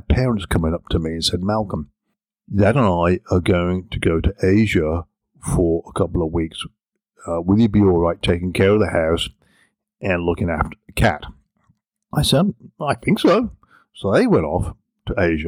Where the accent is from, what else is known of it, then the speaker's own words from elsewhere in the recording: England, United Kingdom; moved away as an adult; now in United States; growing up in England